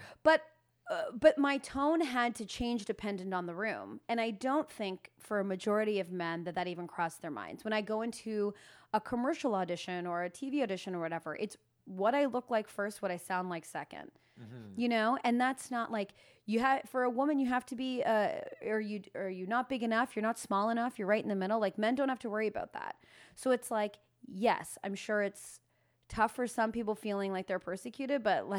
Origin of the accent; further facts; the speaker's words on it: Alliston, Ontario, Canada; Alliston, Ontario. Potato Town.